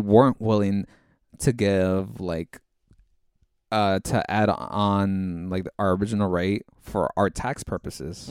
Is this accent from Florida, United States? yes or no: no; Orange County, California, United States; we're from Orange County